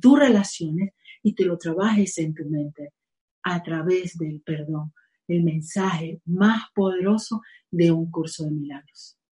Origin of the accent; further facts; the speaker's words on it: Venezuela; now in Spain; mi país, Venezuela. Estoy feliz aquí también viviendo pues, en España